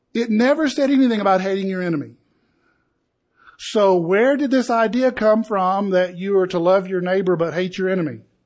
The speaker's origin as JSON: {"language": "English", "region": "Appalachia", "country": "United States", "tie": "born or raised there", "said": "Camille and I grew up in the Appalachian culture."}